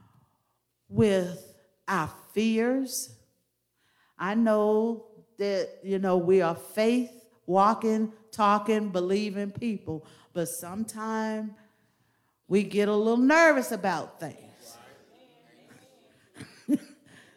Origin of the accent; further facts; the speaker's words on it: Clover, United States; when we grew up in Clover, we spoke to people every time they passed us